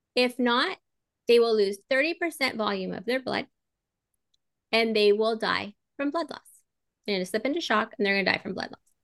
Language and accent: English; Southern California, United States; moved away; I was born and raised out there in Southern California